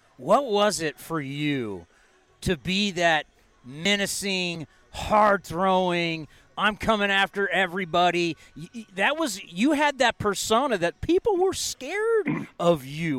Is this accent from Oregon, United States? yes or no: no; San Diego, California, United States; as a kid growing up in San Diego